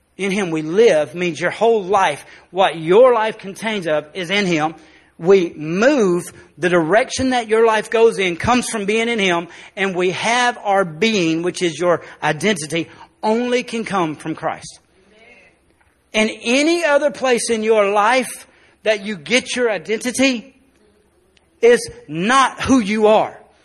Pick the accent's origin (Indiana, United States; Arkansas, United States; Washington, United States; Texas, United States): Arkansas, United States; South; we're born in South Arkansas